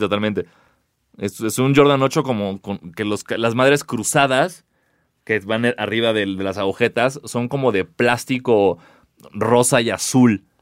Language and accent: Spanish; Mexico; somos mexicanos